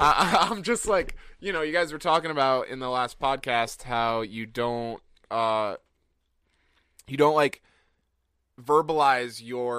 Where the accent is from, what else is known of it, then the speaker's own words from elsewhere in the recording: California, United States; We're from California.